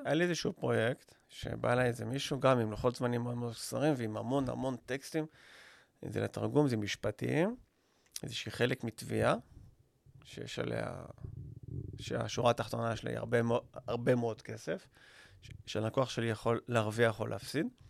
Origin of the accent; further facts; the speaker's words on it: Israel; אני ישראלי